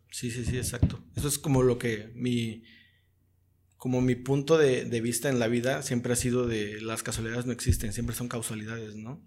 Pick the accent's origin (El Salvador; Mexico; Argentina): Mexico; Zihuatanejo, Guerrero; como somos de Cihuatanejo